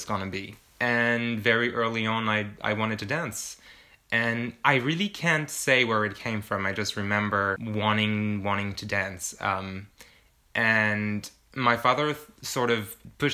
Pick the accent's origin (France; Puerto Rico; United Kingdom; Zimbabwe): France; moved away; I'm from France